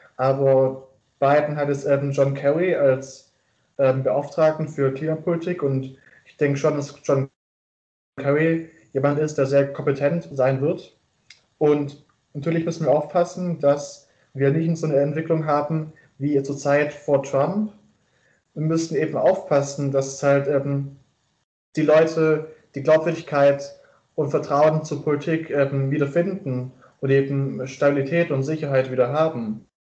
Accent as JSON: {"language": "German", "area": "Stuttgart region", "region": "Baden-Württemberg", "country": "Germany", "moved": "as an adult", "lives_now": "Erfurt, Germany", "said": "ich komme ursprünglich aus der Stuttgarter Region"}